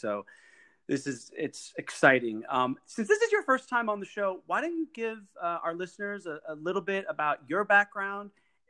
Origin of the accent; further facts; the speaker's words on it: Washington, United States; I'm from Washington